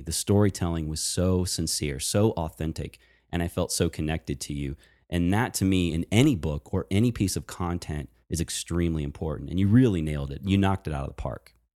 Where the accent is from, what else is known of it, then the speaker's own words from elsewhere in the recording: Virginia, United States; moved away; also born or lived in Baltimore; I actually am a Virginia boy. So I was born and raised in Virginia